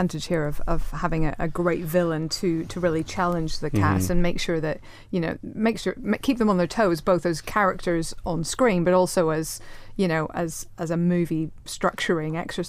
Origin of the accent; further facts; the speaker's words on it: Northern Ireland, United Kingdom; I'm Northern Irish